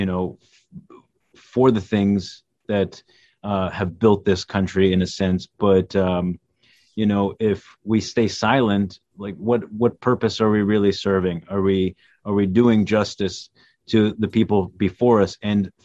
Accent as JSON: {"language": "English", "country": "United States", "tie": "born or raised there", "said": "Our parents came here without knowing much of the culture of what this, you know, they've only heard stories, didn't know the language. They just came, you know. But we grew up here"}